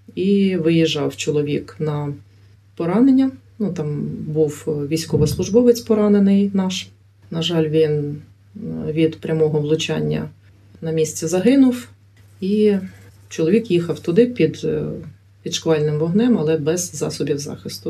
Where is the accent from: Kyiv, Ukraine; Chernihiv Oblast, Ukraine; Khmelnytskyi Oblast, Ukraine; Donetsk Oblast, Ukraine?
Chernihiv Oblast, Ukraine; Chernihiv; also born or lived in Kulychivka, Chernihiv Oblast; я народилася в місті Чернігів, але вже 14 років проживаю в селі.